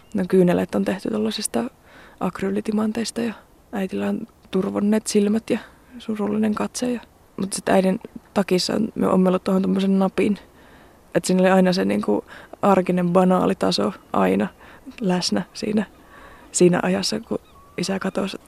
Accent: Joensuu, North Karelia, Finland; kasvoin Joensuussa

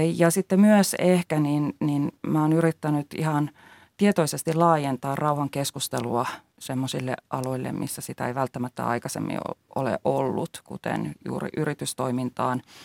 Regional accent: Finland; Meillä Suomessa

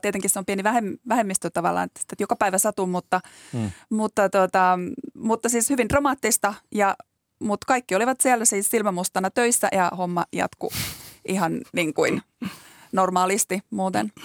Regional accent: Joensuu, North Karelia, Finland; now in Helsinki, Finland; mä kotoisin tuolta Joensuusta

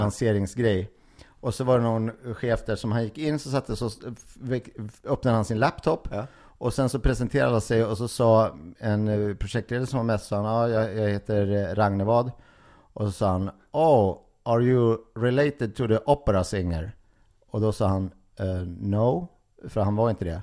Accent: Gimo, Uppsala County, Sweden; moved away; Gimo, eh, orten där jag kommer ifrån

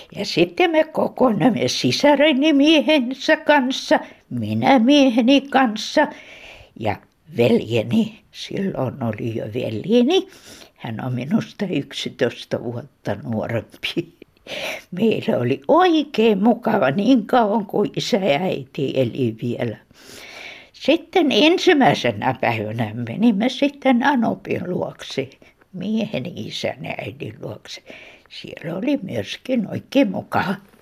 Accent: Terijoki, Leningrad Oblast, Russia; now in Helsinki, Finland; Minä olen kotoisin Kannakselta, Terjoelta.

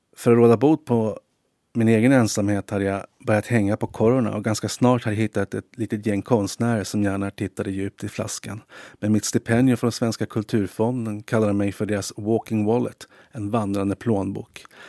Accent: Stockholm, Stockholm County, Sweden; moved away as an adult; also born or lived in Tensta; now in Helsinki, Finland; tog vi tunnelbanan hem till Gärdet och Östermalm

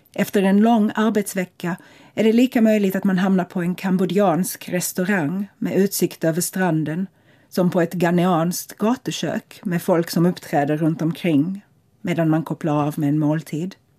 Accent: Lagos, Nigeria; also born or lived in Tampere, Finland / Malmö, Sweden; now in London, United Kingdom; Jag växte upp i Lagos, en spännande och mångfaldig stad som jag tycker alla som kan borde erfara.

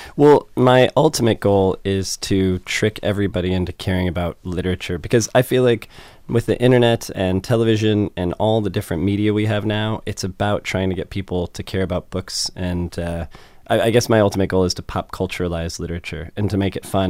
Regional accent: United States; I'm American

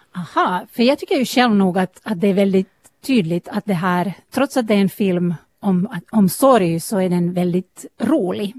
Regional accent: eastern Uusimaa, Finland; jag själv är hemma från östra Nyland

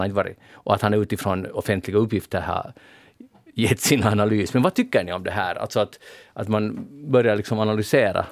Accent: Pargas, Southwest Finland, Finland; Jag kommer nämligen från Pargas

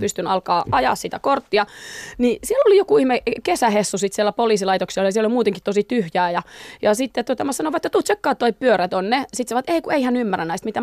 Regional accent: Pöljä, North Savo, Finland; moved away; mä oon semmoisesta pienestä kylästä ja siellähän on siis Pöljän kouluhan on vitostien varressa

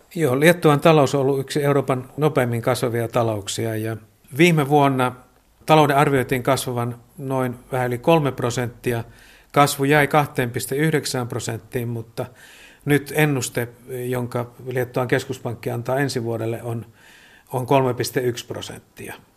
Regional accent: Joensuu, North Karelia, Finland; moved away as an adult; now in Vilnius, Lithuania; Itse olen Joensuusta kotoisin

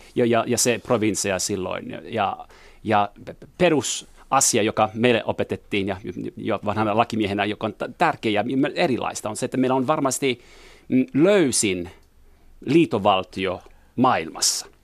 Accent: Montreal, Quebec, Canada; first language French; Finnish is a second language; moved away as an adult; also born or lived in Jyväskylä; now in Finland; Mä olen ranskankielinen, mutta äh, kasvoin englanninkielisessä ympäristössä Montrealissa

